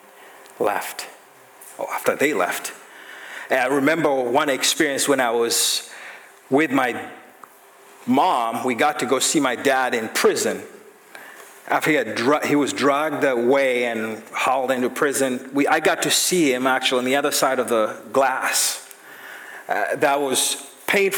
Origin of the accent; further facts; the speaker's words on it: Uganda; I grew up in Uganda, East Africa